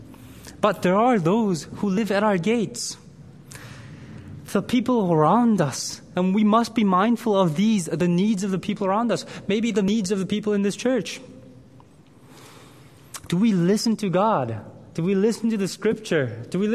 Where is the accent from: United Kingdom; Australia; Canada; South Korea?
South Korea; moved away; I grew up in Korea in primary school.